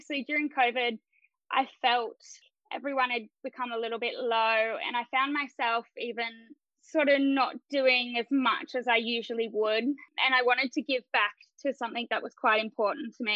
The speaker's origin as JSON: {"language": "English", "town": "Port Macquarie", "region": "New South Wales", "country": "Australia", "also_born_or_lived": "North Sydney", "moved": "yes", "lives_now": "Sydney, Australia", "said": "I'm actually from Port Macquarie."}